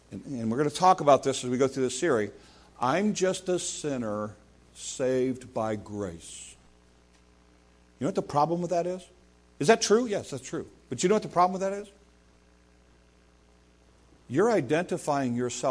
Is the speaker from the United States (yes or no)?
yes; United States; as an American